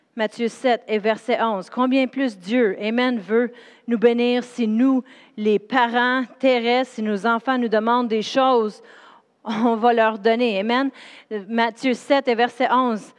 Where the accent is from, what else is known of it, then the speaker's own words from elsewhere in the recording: Drummondville, Quebec, Canada; moved away; also born or lived in Sherbrooke; je viens de Drummondville, c'est une ville où ce qui a rien